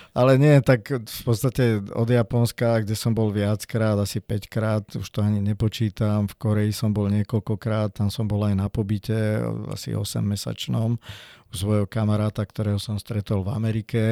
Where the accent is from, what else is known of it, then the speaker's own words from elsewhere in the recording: Piešťany, Trnava Region, Slovakia; My sme vyrastali v Piešťanoch v parku, tam sme mali služobný byt